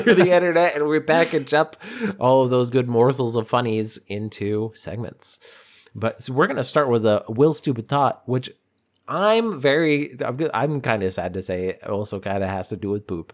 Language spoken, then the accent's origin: English; Boston, Massachusetts, United States; I'm from Boston.